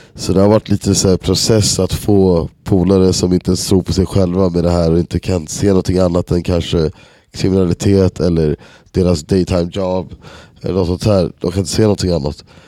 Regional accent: Stockholm, Stockholm County, Sweden; moved away as an adult; now in Berlin, Germany; jag kommer från Enskededalen liksom i Stockholm och många av mina polare som man är uppväxt med

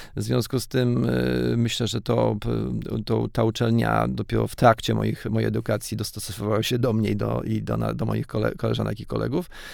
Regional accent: Janów Podlaski, Lublin Voivodeship, Poland; ja się urodziłem w Janowie Podlaskim

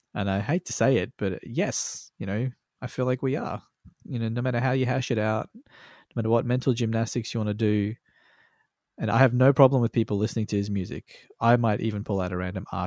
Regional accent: Australia; born or raised there

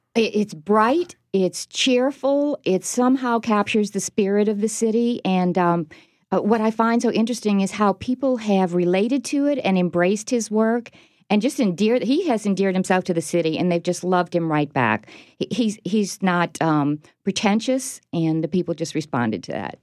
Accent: New Orleans, Louisiana, United States; my hometown

